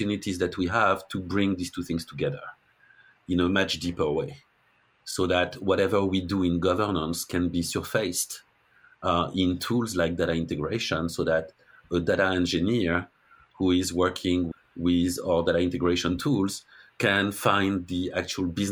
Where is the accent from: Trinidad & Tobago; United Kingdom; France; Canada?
France; accent: French accent; English is a second language; moved away as an adult; also born or lived in Denver, Colorado; now in Massachusetts, United States; I'm French